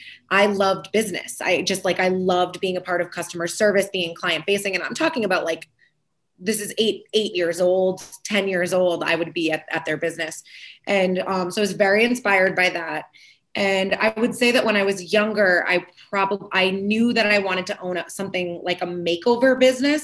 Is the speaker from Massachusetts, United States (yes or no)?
yes; Framingham, Massachusetts, United States; also born or lived in New York; move back to my hometown of Framingham